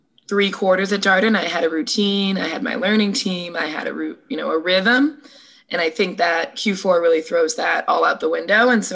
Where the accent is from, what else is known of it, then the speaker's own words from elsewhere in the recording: Cumberland, Rhode Island, United States; moved away as an adult; also born or lived in Syracuse, New York; now in Charlottesville, United States; I'm from a town called Cumberland, Rhode Island